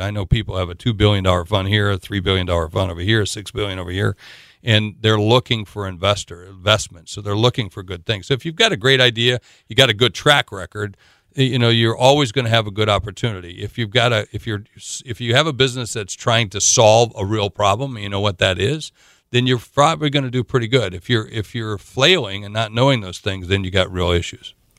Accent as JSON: {"language": "English", "region": "South Dakota", "country": "United States", "said": "I'm from South Dakota."}